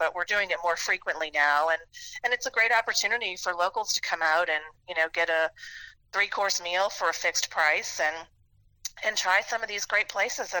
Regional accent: New Orleans, Louisiana, United States; moved away as an adult; also born or lived in Memphis; from New Orleans for 6 years. I lived in Memphis, and then I moved back recently. And you know, New Orleans is my hometown.

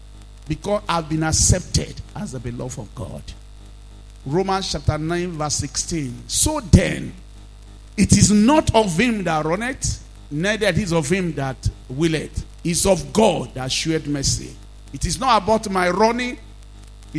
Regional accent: Nigeria; being a Nigerian, staying in Nigeria, and being in this part of the world

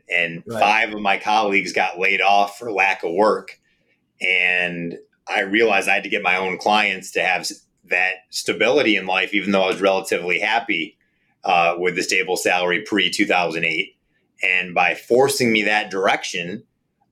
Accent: Saline, Michigan, United States; also born or lived in Ann Arbor, Michigan; I'm in Ann Arbor and grew up in Saline and find this to be home.

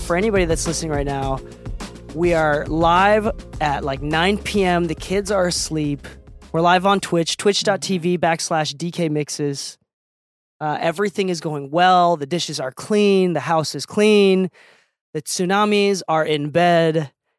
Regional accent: Okinawa, Japan; And I'm Okinawan. I'm from Okinawa, Japan.

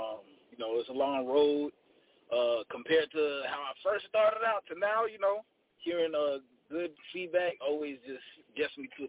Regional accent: Fort Lauderdale, Florida, United States; now in Atlanta, United States; Everybody, when I tell them I'm from Broward, they're like, "Oh, you live near Kodak?" I'm like, "Nah, he's like on the other side of Broward. He's in Pompano. I'm in Lauderdale."

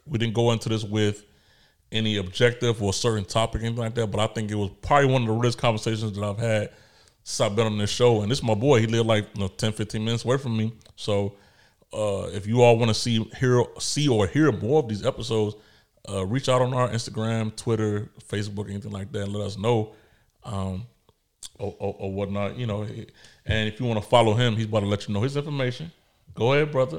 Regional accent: Chicago, Illinois, United States; moved away; I'm a kid from Chicago

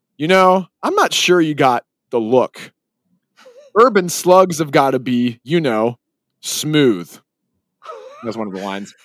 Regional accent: Salt Lake City, Utah, United States; my hometown

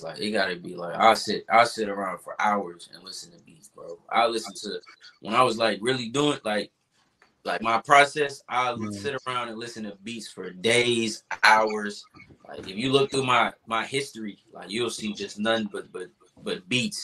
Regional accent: Atlanta, Georgia, United States; moved away; I'm from Atlanta

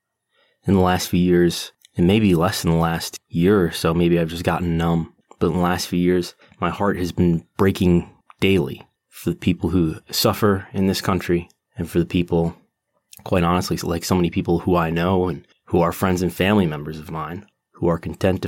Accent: United States; now in Buffalo, United States; I've lived in the United States my entire life, since 1985

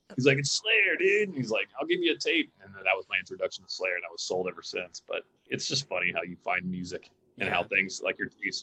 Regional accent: Pensacola, Florida, United States; now in Los Angeles, United States; I didn't grow up in Los Angeles. I grew up in Pensacola, Florida

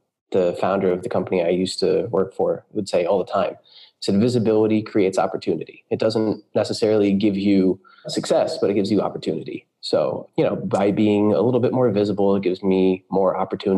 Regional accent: United States; moved away as an adult; also born or lived in California / New York; now in Berlin, Germany; I am a programmer based in Berlin, Germany. I'm American, though. We've lived here in Berlin for the last 3 years. Before that, we were in California. And before that, New York.

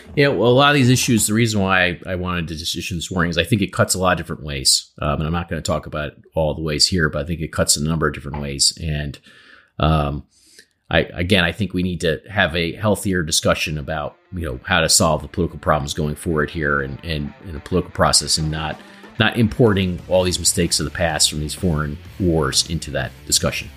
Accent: United States; as an American

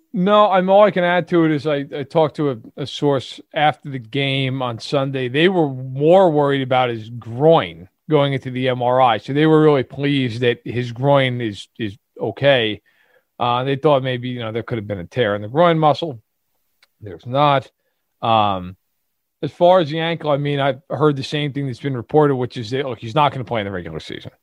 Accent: New York City, New York, United States; accent: Brooklyn

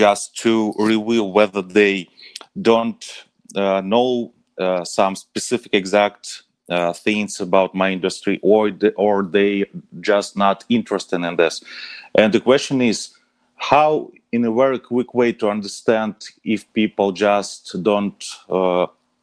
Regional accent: Russia; I'm a founder from Russia

